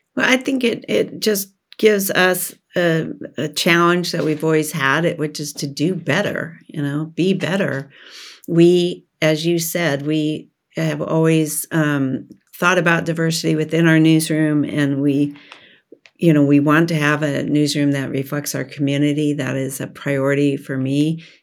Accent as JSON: {"language": "English", "region": "Oregon", "country": "United States", "tie": "born or raised there", "said": "I was born in Oregon and raised in Oregon and educated in Oregon"}